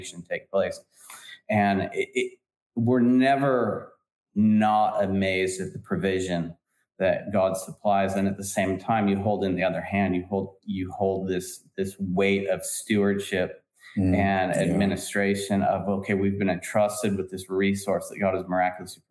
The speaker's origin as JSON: {"language": "English", "area": "San Francisco Bay Area", "region": "California", "country": "United States", "said": "we're from San Francisco Bay Area"}